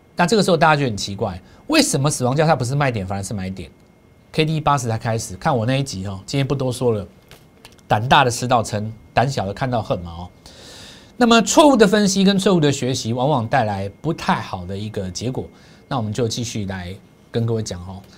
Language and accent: Chinese; Taiwan; 对我们台湾人来讲的话